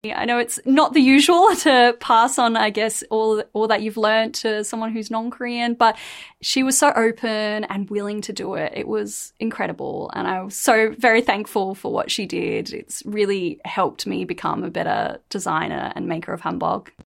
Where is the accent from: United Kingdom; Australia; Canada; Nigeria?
Australia; I grew up in countryside in Australia